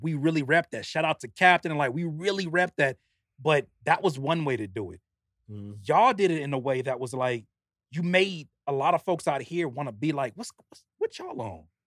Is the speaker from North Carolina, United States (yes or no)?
no; Carson, California, United States; moved away as an adult; also born or lived in Downey, California / Rancho Cucamonga, California; I grew up in Carson, California. Went to high school in Downey